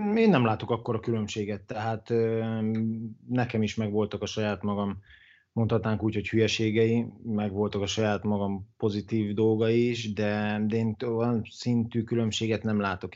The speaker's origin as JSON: {"language": "Hungarian", "town": "Dabas", "region": "Pest", "country": "Hungary", "also_born_or_lived": "Italy", "said": "én ugye vidéki vagyok, dabasi vagyok, és ilyenkor dabason töltöm"}